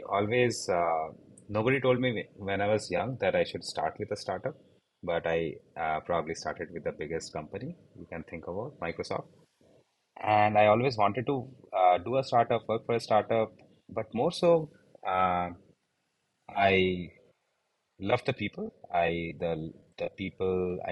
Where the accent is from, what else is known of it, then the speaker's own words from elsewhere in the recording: India; So I grew up in India. I did my undergrads here